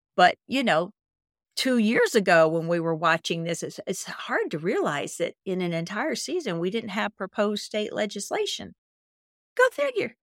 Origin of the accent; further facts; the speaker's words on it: Mississippi, United States; I'm from Mississippi